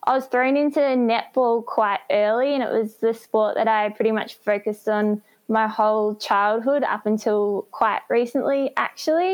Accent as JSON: {"language": "English", "town": "Geelong", "region": "Victoria", "country": "Australia", "tie": "born or raised there", "also_born_or_lived": "Anglesea, Victoria / Glen Waverley, Melbourne", "said": "I was born in Geelong at what was known as back then the Baxter Hospital"}